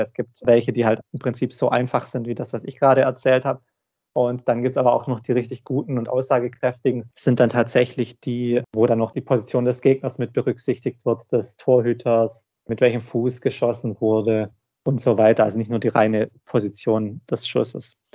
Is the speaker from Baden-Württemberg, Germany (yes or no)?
yes; Balingen, Baden-Württemberg, Germany; moved away; ich komme ursprünglich aus Baling oder eigentlich aus Weltstätten, daher das Handballinteresse